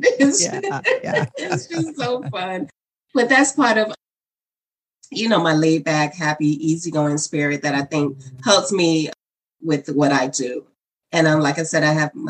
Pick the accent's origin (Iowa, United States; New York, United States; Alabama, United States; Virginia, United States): New York, United States; New York City; I am a native New Yorker, born and raised in Harlem, New York